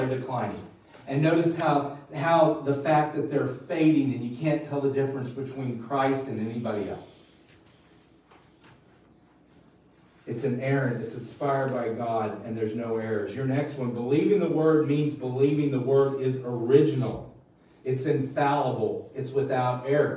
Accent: Missouri, United States; we're Rubes from Missouri

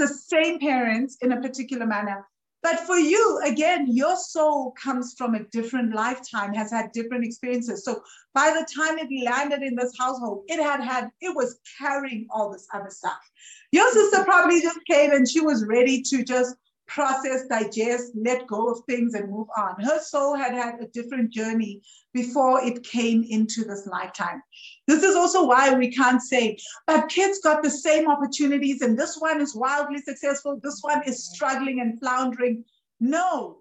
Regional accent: Johannesburg, Gauteng, South Africa; I grew up in Joburg and I didn't have money when I was growing up in Joburg.

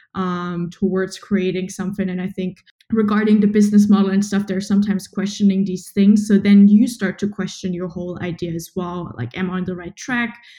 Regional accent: Germany; also born or lived in Berlin; from Germany

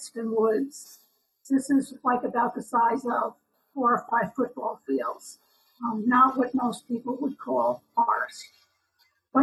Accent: New York, United States; accent: New York; also born or lived in Long Island; I was born in New York. You might hear my New York accent

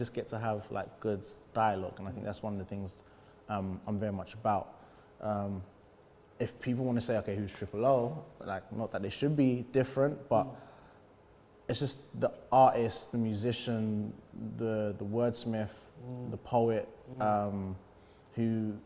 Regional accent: London, United Kingdom; I grew up in East London

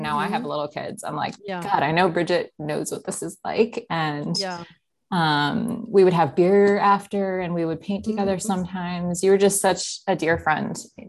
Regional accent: Minnesota, United States; also born or lived in South Dakota; I was born in South Dakota, and my dad was a pastor, so up till age 8. Then we moved to northern Minnesota, right next to Fargo.

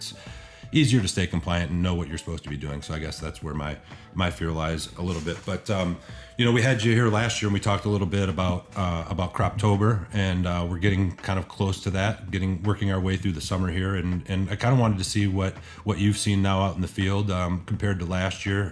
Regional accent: Michigan, United States; moved away; also born or lived in Colorado; I grew up here in Michigan and then made my way to Colorado and back out to Michigan.

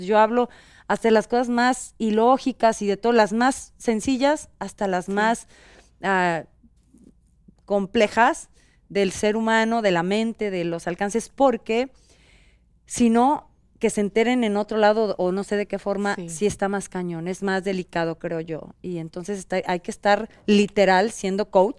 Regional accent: central Mexico, Mexico; moved away as an adult; now in Los Angeles, United States; yo soy del centro de la República

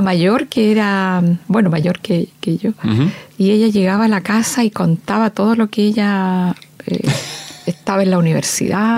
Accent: San Pedro de la Paz, Biobío, Chile; also born or lived in Concepción; de Concepción, nací en Concepción. Y eh, la mayor parte de mi niñez y mi, juventud la pasé en San Pedro, en la villa San Pedro

